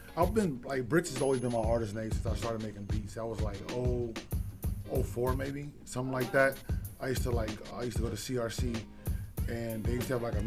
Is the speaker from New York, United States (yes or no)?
no; Sacramento, California, United States; we're from Sac